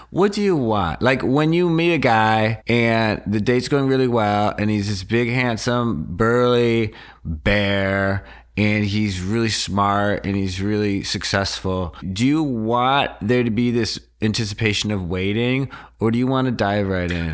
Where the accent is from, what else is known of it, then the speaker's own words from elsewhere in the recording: Wisconsin, United States; moved away; I would go home. I'm from Wisconsin.